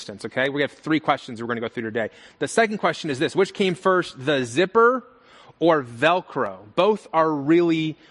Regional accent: Las Vegas, Nevada, United States; I'm from Las Vegas, born and raised.

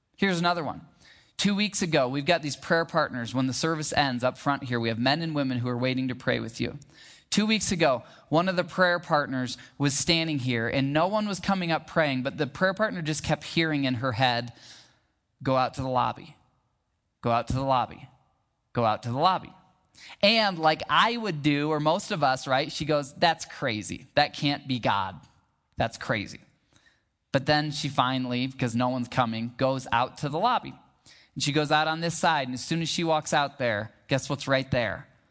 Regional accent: Michigan, United States; now in Arizona, United States; I grew up in Michigan where we've got pretty big rivers and lakes

